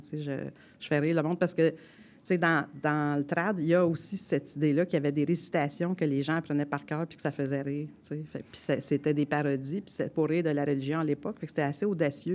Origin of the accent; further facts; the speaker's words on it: Quebec, Canada; accent: fort québécois; Puis moi, j'ai un accent fort québécois